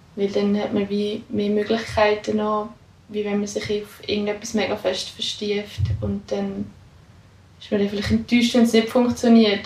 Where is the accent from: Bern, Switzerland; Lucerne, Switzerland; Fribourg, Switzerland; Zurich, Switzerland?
Lucerne, Switzerland; also born or lived in Austria / St. Gallen; ich komme ursprünglich aus Luzern